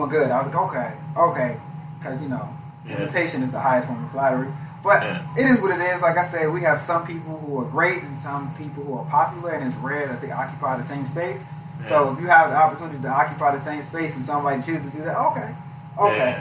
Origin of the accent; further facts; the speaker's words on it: Maryland, United States; I'm from Maryland, and we grew up, like, roasting each other